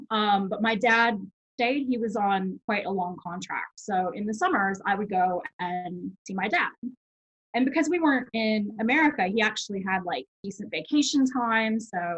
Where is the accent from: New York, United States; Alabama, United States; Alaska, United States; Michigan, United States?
Alabama, United States; a town in Alabama on the Gulf Coast, United States; moved away as an adult; also born or lived in San Diego, California; So I was born in San Diego. And oh, nice. When I was about six, we moved to a town in Alabama, mm-hmm. on the Gulf Coast. And that's where my mom still lives, and that's where like most of my childhood was spent.